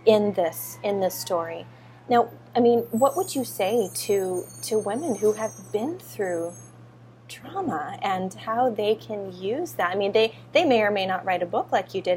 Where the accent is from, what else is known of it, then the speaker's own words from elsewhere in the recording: California, United States; moved away as an adult; now in Hawaii, United States; I grew up in California. Now I'm in Hawaii.